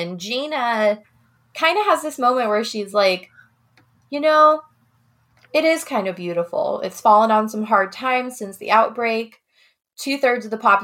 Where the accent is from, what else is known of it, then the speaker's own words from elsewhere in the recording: Midwest, United States; I grew up in the Midwest.